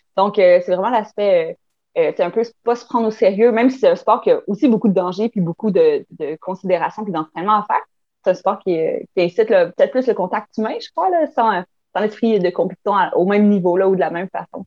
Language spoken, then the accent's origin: French; Chandler, Quebec, Canada; Je viens de Chandler, en Gaspésie